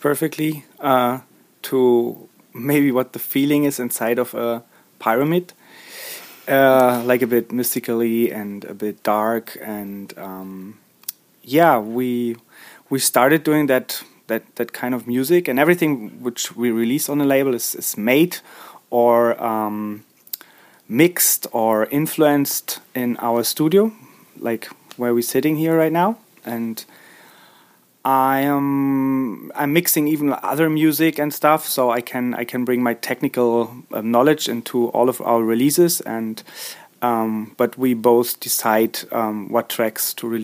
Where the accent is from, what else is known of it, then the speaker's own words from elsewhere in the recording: Berlin, Germany; I'm from Berlin.